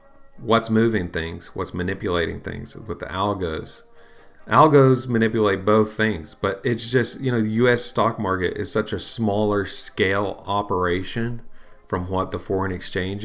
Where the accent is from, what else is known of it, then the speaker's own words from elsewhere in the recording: United States; also born or lived in Bible Belt, Southeastern United States; as an American